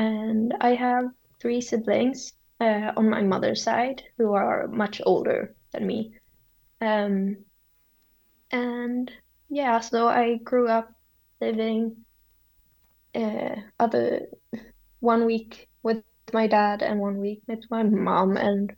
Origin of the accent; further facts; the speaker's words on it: Sweden; I grew up in the same city I live in now